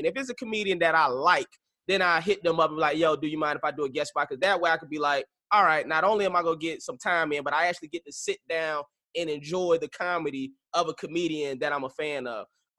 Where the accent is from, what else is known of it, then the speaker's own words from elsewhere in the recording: St. Petersburg, Florida, United States; I'm from the Tampa Bay area, St. Petersburg.